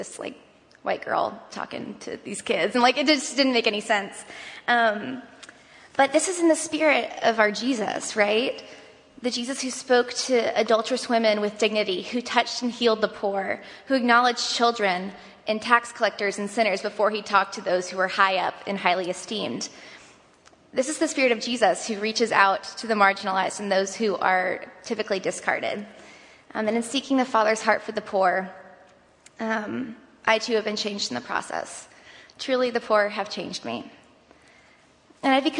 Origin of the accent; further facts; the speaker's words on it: Tampa, Florida, United States; I'm from South Tampa. I went to Academy of the Holy Names and to Plant High School.